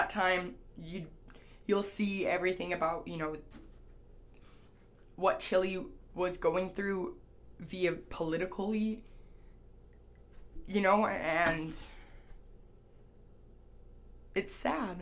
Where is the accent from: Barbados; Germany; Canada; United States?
Canada; I'm Canadian, so, like, in Canada, we learn about, you know, the French Revolution